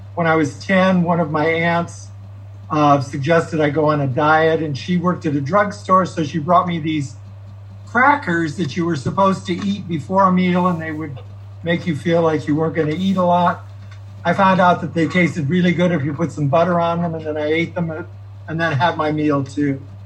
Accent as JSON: {"language": "English", "town": "Fresno", "region": "California", "country": "United States", "tie": "born or raised there", "said": "I grew up in Fresno."}